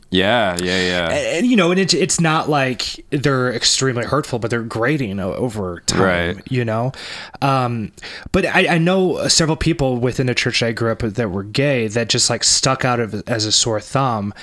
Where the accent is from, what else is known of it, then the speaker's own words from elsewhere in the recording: Arnold, Missouri, United States; where I grew up in Arnold, Missouri